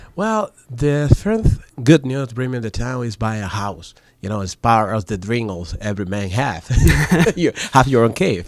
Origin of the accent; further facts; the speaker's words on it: Dominican Republic; first language Spanish; English is a second language; moved away as an adult; now in United States; I'm from Dominican Republic